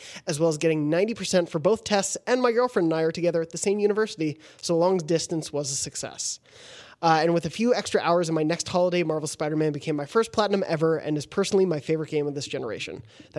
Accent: South Africa; I'm from South Africa, so our academic year starts in January.

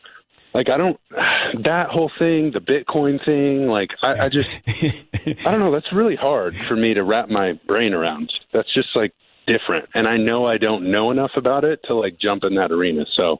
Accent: California, United States; you know, I'm a SoCal kid, man. I grew up in Orange County. I'm at the beach, like rainbow sandals all the time.

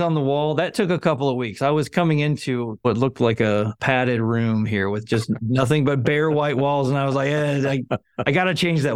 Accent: Arizona, United States; moved away; I grew up in Arizona

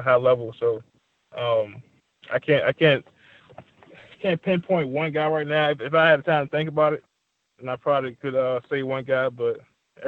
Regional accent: Richmond, Virginia, United States; I'm born and raised in Richmond.

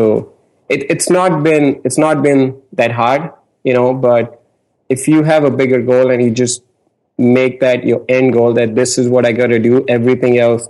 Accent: India; moved away as an adult; now in United States; I'm from India. In America

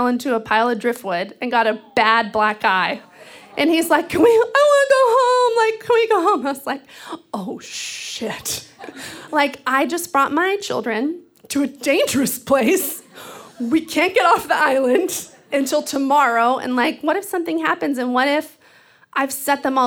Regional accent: Texas, United States; now in Seattle, United States; I grew up in Texas, which is like a sea of dead brown grass

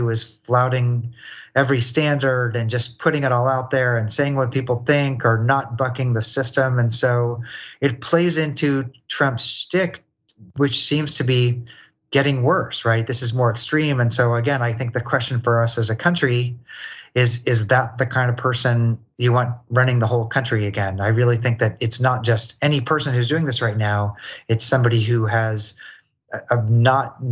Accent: Kansas City, Missouri, United States; I was a white kid growing up in Kansas City, Missouri

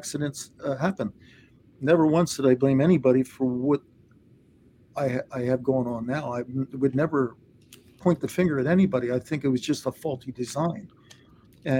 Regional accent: Delaware County, Pennsylvania, United States; I grew up out in Delaware County

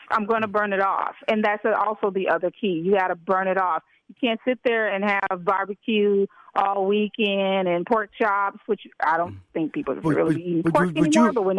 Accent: Memphis, Tennessee, United States; Well, first of all, I am, but I'm also from Memphis, Tennessee.

